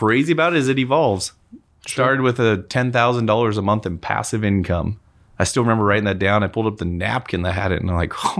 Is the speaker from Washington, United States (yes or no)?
yes; Moses Lake, Washington, United States; moved away as an adult; now in Spokane, United States; we're from Moses.